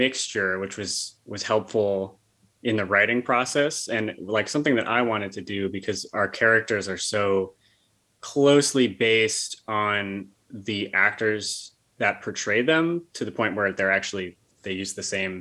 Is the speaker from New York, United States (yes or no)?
yes; Bethlehem, New York, United States; I grew up in Bethlehem outside of Albany. So I've been in the area my whole life